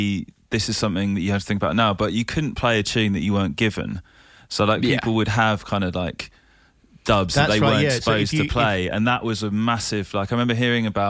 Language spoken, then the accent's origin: English; London, United Kingdom; also born or lived in Kent; I grew up in London, and then my parents moved to Kent.